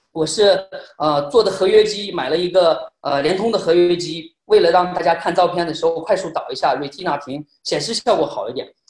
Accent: Shanxi, China; 因为我是来自于面试之都

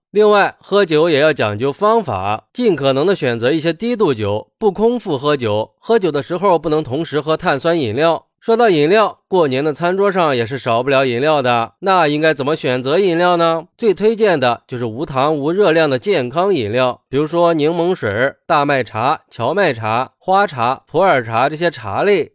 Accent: China; 春节是我们中国人最重要的传统节日了

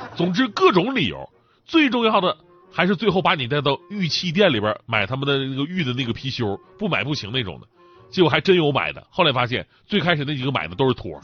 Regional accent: Changchun, Jilin, China; also born or lived in Wenzhou; 我的家是长春

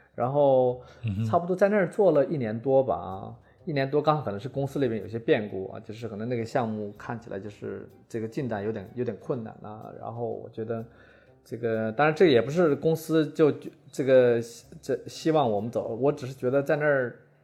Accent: Tieling, Liaoning, China; moved away as an adult; also born or lived in Shanghai / Europe; 我是九四年从大学毕业啊，然后后来就留在上海，因为我是东北人啊，我是东北就是第一大城市铁岭啊

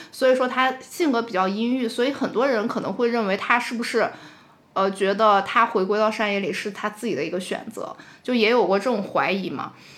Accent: China; 因为其实我们中国人的教育里很少会有死亡教育

